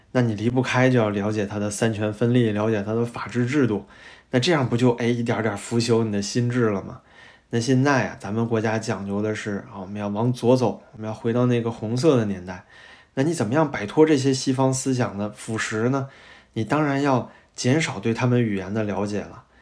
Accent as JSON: {"language": "Chinese", "region": "Beijing", "country": "China", "said": "我作为一个北京人"}